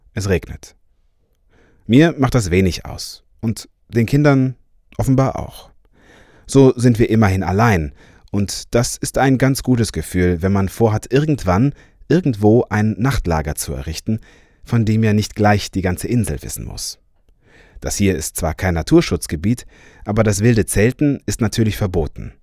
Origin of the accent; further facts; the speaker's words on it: Cologne, North Rhine-Westphalia, Germany; Ich bin ja Kölner